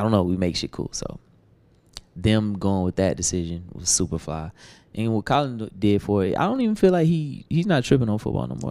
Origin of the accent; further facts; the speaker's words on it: Atlanta, Georgia, United States; I'm from Atlanta